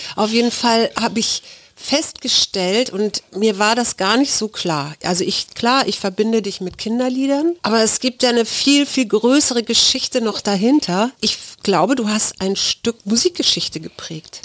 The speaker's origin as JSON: {"language": "German", "region": "Hamburg", "country": "Germany", "tie": "born or raised there", "said": "als gebürtige Hamburgerin"}